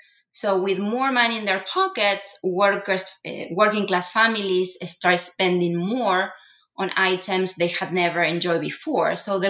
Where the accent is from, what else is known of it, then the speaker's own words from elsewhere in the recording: Rosario, Santa Fe, Argentina; now in Houston, United States; I was born and raised in Rosario, Argentina's third largest city.